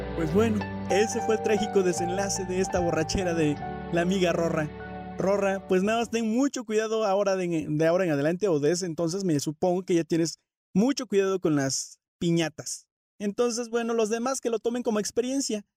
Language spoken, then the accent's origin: Spanish; Orizaba, Veracruz, Mexico; now in San Juan del Río, Mexico; soy originario de Orizaba, Veracruz. Ya tengo mucho tiempo viviendo aquí en, en San Juan del Río Querétaro